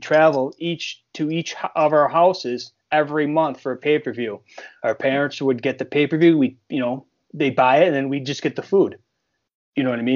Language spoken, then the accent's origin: English; Buffalo, New York, United States; also born or lived in outside Rochester, New York; growing up in Buffalo